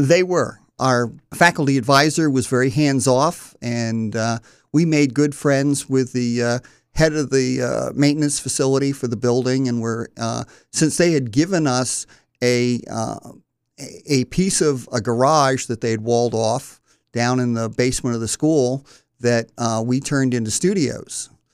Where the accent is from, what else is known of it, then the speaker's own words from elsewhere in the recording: Wilmington, Delaware, United States; I was born in North Wilmington and went to Mount Pleasant High School